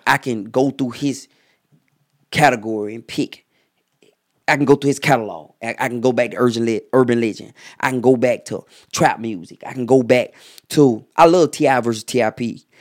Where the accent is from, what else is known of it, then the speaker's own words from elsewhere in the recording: Atlanta, Georgia, United States; I'm from Atlanta